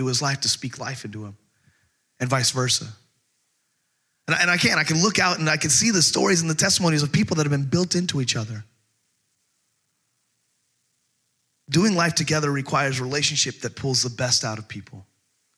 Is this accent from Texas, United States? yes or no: yes; Texas, United States; also born or lived in California; now in Camden, United States